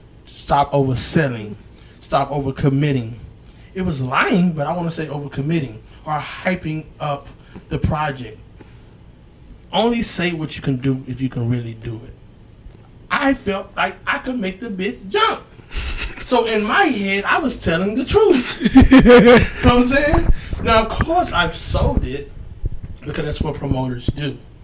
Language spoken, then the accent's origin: English; Dallas, Texas, United States; now in Houston, United States; I came from Dallas. You know what I mean? And it was a tough, hard, ghetto-ass existence before I came to Houston, man.